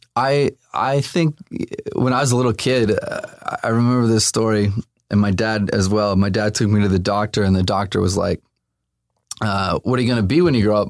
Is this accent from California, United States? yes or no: yes; Los Angeles, California, United States; also born or lived in Burbank; I grew up here, um, born and raised